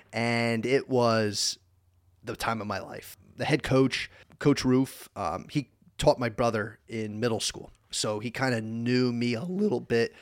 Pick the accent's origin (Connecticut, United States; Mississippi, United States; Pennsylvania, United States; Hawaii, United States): Pennsylvania, United States; Easton; also born or lived in Summit, New Jersey; we moved out to Pennsylvania. And, um, I was in the fourth grade and went through elementary school, middle school, graduated from Eastern Area High School